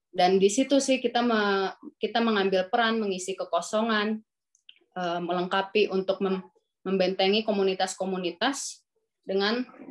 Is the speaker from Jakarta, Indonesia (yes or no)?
yes; Jakarta, Indonesia; also born or lived in Bekasi; saya lahir di Jakarta